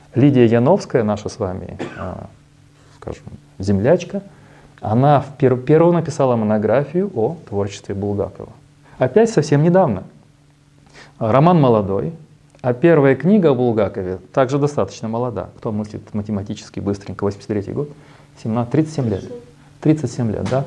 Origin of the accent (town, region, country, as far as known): Kyiv, Ukraine